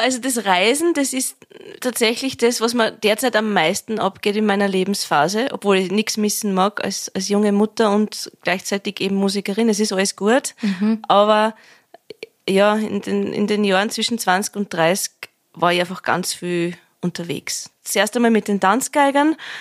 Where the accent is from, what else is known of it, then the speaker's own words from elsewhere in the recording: Vienna, Austria; accent: Viennese dialect (Wienerlied); da in meiner Sprache, in meinem Dialekt singen kann